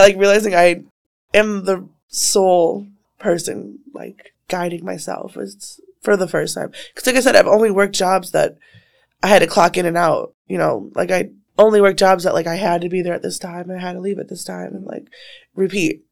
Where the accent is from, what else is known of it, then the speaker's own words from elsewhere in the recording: Waukesha, Wisconsin, United States; I'm from Waukesha